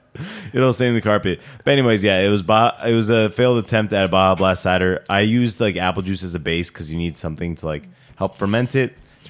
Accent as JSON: {"language": "English", "country": "United States", "said": "I'm American."}